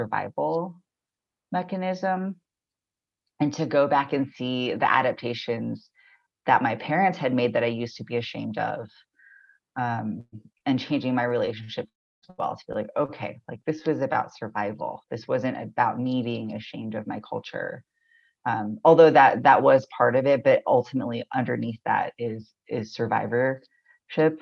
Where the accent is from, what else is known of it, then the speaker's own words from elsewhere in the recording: Corona, California, United States; now in Baltimore, United States; I was born in Southern California, I believe Tongva land